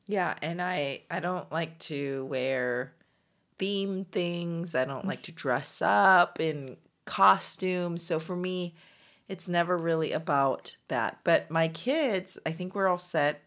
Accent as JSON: {"language": "English", "country": "United States", "said": "as Korean American professional women"}